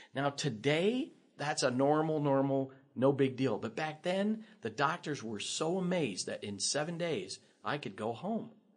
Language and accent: English; Lincoln, Nebraska, United States; I grew up here in Lincoln